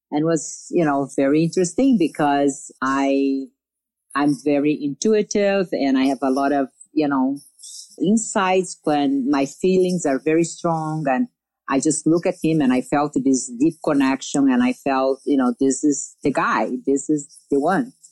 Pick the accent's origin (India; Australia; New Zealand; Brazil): Brazil; I came from Brazil.